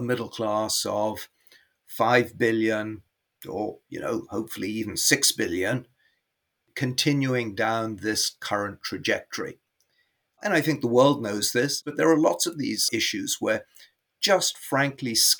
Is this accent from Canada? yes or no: no; Karachi, Sindh, Pakistan; moved away; I was born in Karachi